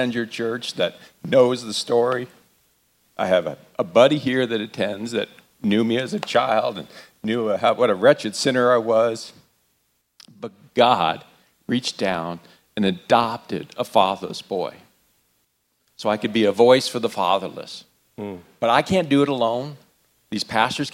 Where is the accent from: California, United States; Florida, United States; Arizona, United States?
Arizona, United States; moved away; I was born and raised in Arizona